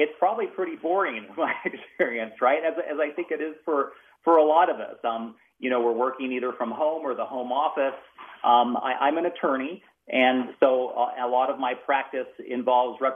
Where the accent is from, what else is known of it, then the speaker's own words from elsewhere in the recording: Salt Lake City, Utah, United States; also born or lived in Bountiful, Utah; now in St. George, United States; I was born in this district at what used to be called Holy Cross Hospital. I think it's now called Salt Lake Intermountain Regional Medical Center, and grew up in the Salt Lake area